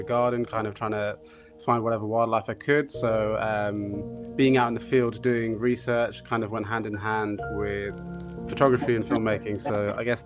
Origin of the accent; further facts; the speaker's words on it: London, United Kingdom; I'm from South London, originally here in England